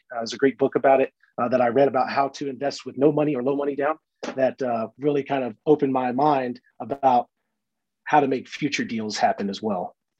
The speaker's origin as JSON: {"language": "English", "town": "Brooksville", "region": "Florida", "country": "United States", "tie": "born or raised there", "moved": "yes", "said": "I grew up in Brooksville, Florida, which is just north of Tampa."}